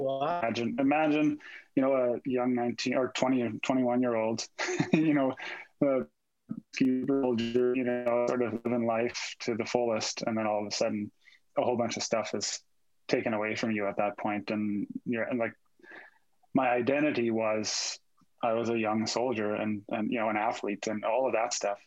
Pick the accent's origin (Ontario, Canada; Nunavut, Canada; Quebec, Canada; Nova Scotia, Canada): Nova Scotia, Canada; Cape Breton; moved away as an adult; now in Calgary, Canada; I live in Calgary now. I was in the military. I'm from Cape Breton, Nova Scotia. I joined the military when I was 19.